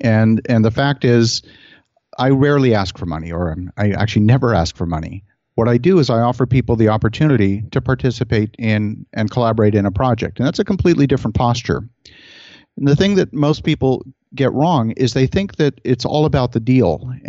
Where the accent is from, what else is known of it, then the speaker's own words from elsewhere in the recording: Halifax, Nova Scotia, Canada; I grew up actually mostly in Halifax, Nova Scotia.